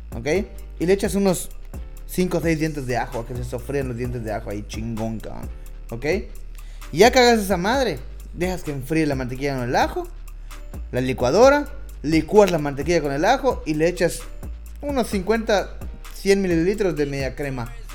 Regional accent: Mexico; nosotros como mexicanos sabemos

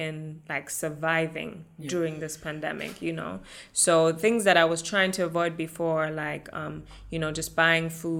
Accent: Germany; born and raised in Germany

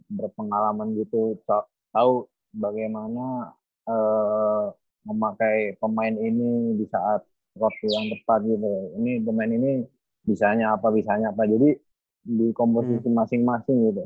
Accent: Cirebon, West Java, Indonesia; also born or lived in Ciamis; tentara jadi tugasnya di Cirebon. Jadi dari kecil di Cirebon, tapi lahirnya Ciamis.

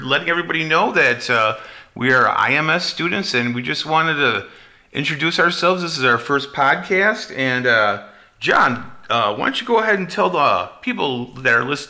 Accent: United States; I am not a Republican. I am not a Democrat. I am an American.

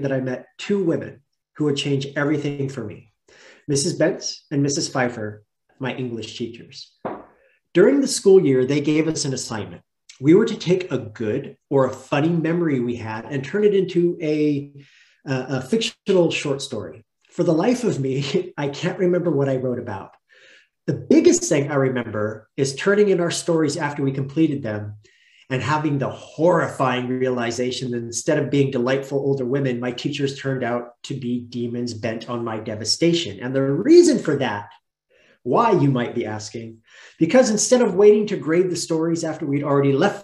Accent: Melrose, Oregon, United States; I grew up in Oregon, outside of a town called Roseburg, in a tiny little community by the name of Melrose.

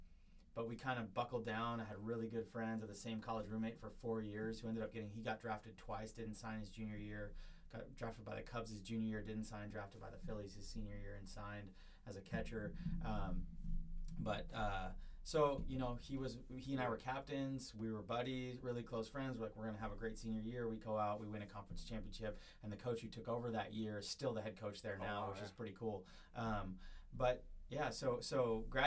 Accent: right outside of San Francisco, Northern California, United States; I grew up in Northern California, right outside of San Francisco

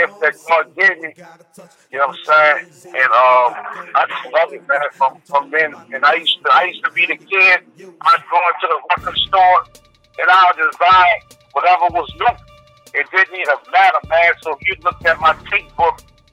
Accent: New Orleans, Louisiana, United States; moved away as an adult; now in Houston, United States; I am from New Orleans, Louisiana, and I have been in Houston, Texas, since Hurricane Katrina, about 10 years

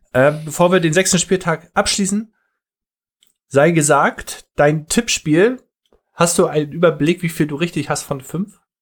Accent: Northern Germany, Germany; Als Norddeutscher

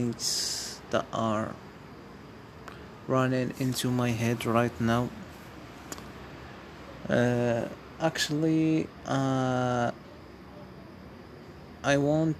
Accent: Morocco; first language Amazigh; English is a second language; I am Moroccan, and my roots are Amazigh

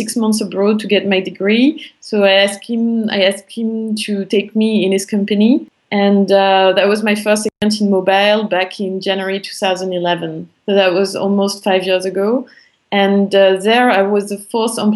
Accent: France; accent: French; English is a second language; also born or lived in Paris; I'm French. I think you can all hear it from my accent. I grew up in a small town near the German border.

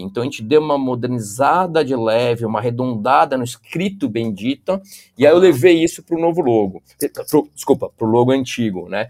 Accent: Brazil; como brasileiro

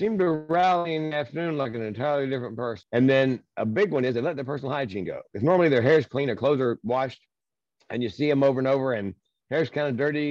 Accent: Southern United States, United States; I was raised in the Southern United States

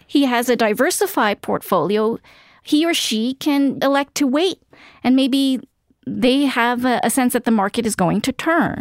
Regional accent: New York City, New York, United States; I grew up in Queens

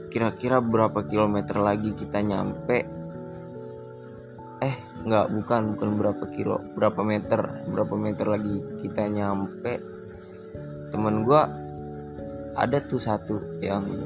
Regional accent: Tegal, Central Java, Indonesia; also born or lived in Tangerang; Asal gue dari Jawa, gue lama di Tangerang, jadi gue jadi orang OTT, orang Tegal Tangerang.

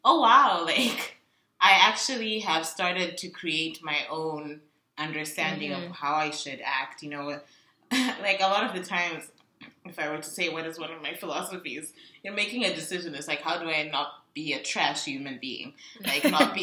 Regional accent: Zimbabwe; I'm from Zimbabwe

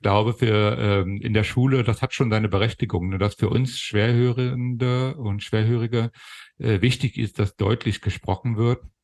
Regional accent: Germany; accent: Berlin; also born or lived in Hannover; now in Kassel, Germany; meine Kindheit und Jugend in der, in der DDR äh, äh, ähm, habe ich verlebt.

